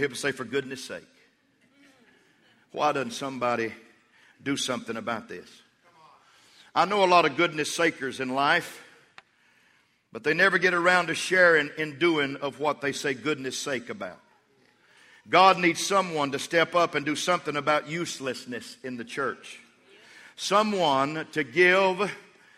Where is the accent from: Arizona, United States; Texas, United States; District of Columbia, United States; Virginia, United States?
Texas, United States; Levelland; I was from Levelland, Texas